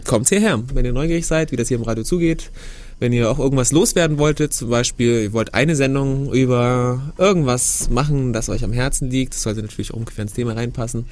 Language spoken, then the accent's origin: German; Germany; bei uns in Deutschland